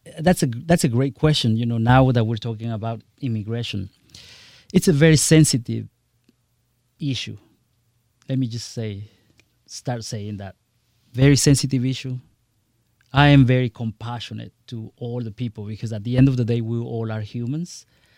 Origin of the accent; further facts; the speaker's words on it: Guatemala; English is a second language; now in United States; Absolutely. Very proudly, I came from Guatemala. I arrived here in this great country, learned the language, merged into the culture, adjusted into the system.